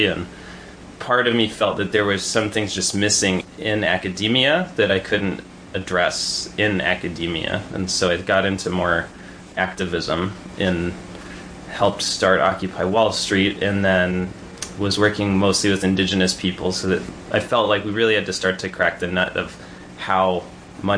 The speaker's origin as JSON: {"language": "English", "region": "New Mexico", "country": "United States", "tie": "born or raised there", "also_born_or_lived": "New York City", "moved": "as an adult", "lives_now": "Ellenville, United States", "said": "I grew up in New Mexico, where water is scarce, third generation down"}